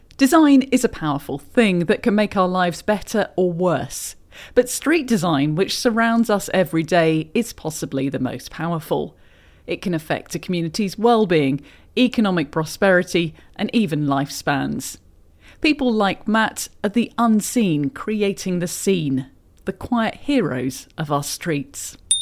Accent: United Kingdom; moved away as an adult; now in Canada; As a Brit who's been doing a lot more cycling in Canada than I did in my home country

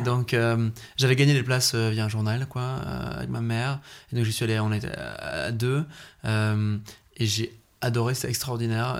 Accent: Belgium; chez nous en Belgique

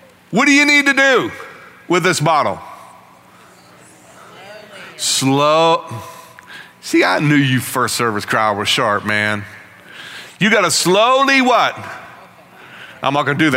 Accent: Northeast, United States; moved away; as a kid growing up in the Northeast

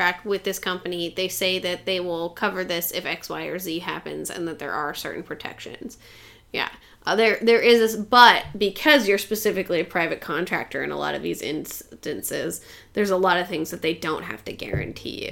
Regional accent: Great Falls, Montana, United States; moved away; I grew up in Great Falls, Montana

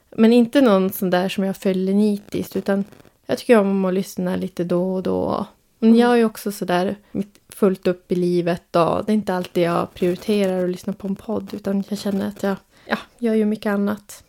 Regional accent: Sweden; jag är uppvuxen och född i Sverige

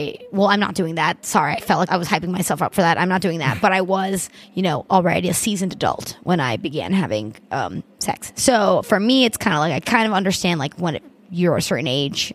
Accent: Miami, Florida, United States; I'm from Miami

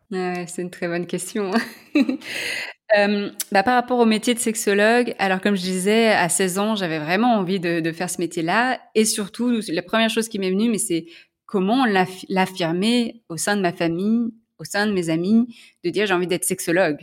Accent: Lyon, Auvergne-Rhône-Alpes, France; moved away; je suis lyonnaise

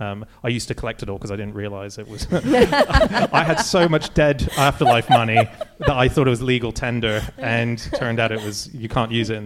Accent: Hong Kong; I grew up in Hong Kong. I was born and raised in Hong Kong

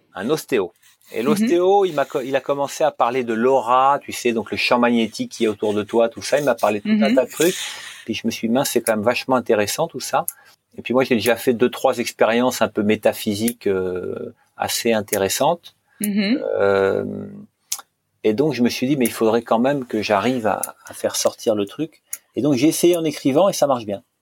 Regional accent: Normandy, France; je suis normand

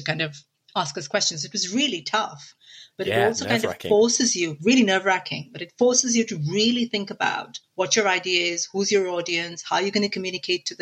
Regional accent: India; moved away; I grew up in India in a very traditional

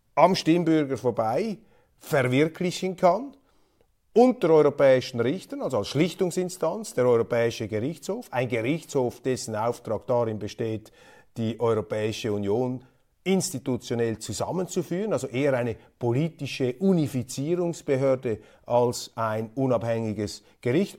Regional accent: Switzerland; als Schweizer Milizpolitiker

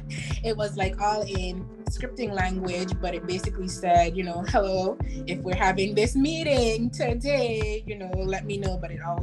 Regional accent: U.S. Virgin Islands; now in Florida, United States; I am originally born and raised in the Virgin Islands here in the state of Florida.

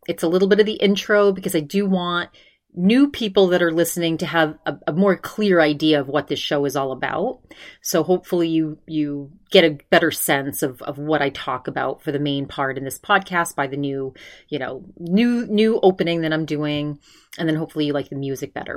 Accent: Maine, United States; moved away; my home state of Maine

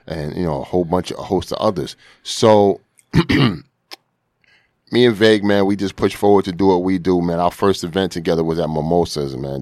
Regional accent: New York City, New York, United States; most of my life I spend on, uh, Finley Ave.

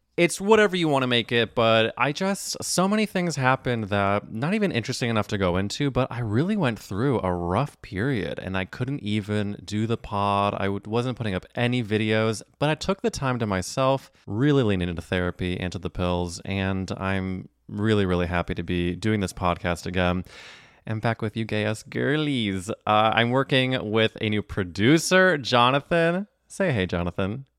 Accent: St. Louis, Missouri, United States; now in New York City, United States; I'm from Saint Louis, Missouri

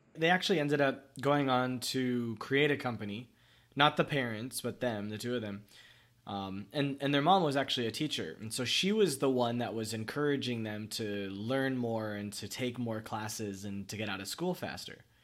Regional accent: Miami, Florida, United States; also born or lived in Pembroke Pines / Vietnam; I moved from Miami to Pembroke Pines. It's not very far. It's like 30 minutes by car. But I was like 12 when it happened.

